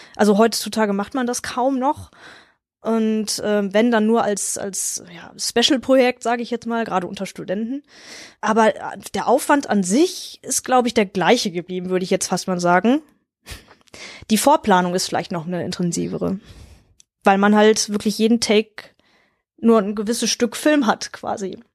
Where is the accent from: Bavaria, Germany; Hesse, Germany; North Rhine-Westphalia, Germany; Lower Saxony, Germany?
North Rhine-Westphalia, Germany; near Wuppertal; Ich komme halt aus der Nähe von Wuppertal oder direkt an der Grenze zu Wuppertal bin ich groß geworden